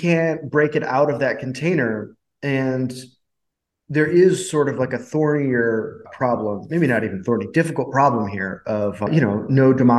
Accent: United States; I am American.

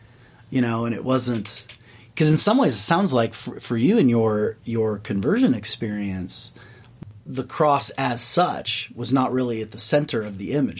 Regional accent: Indiana, United States; me in the other Bible Belt, the Rust Belt of of Indiana, you know, where there's also a lot of kind of general Christianity and in a very Christian home for me

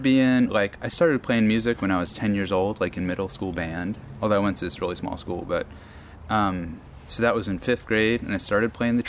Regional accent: Solway, Tennessee, United States; also born or lived in Knoxville, Tennessee; I was born in East Tennessee. I was born at the University of Tennessee, Knoxville Hospital. But I grew up in a very small town called Solway in East Tennessee. That's a real place. Halfway between Knoxville and Oak Ridge, Tennessee.

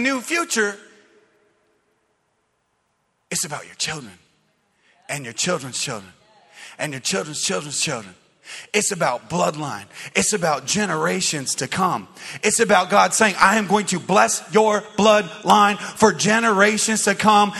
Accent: Phoenix, Arizona, United States; When I was a teenager, I grew up playing basketball in West Phoenix at a park called Chicken Park.

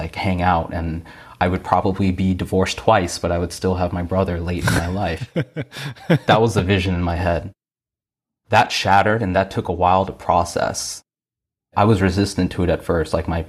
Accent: India; born there; I'm an Indian guy. I was born in India. I'm first generation.

